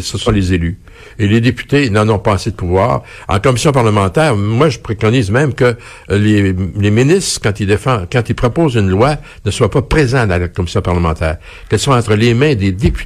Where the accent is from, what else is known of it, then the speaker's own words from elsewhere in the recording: Quebec, Canada; quand on voyage, on dit qu'on est Québécois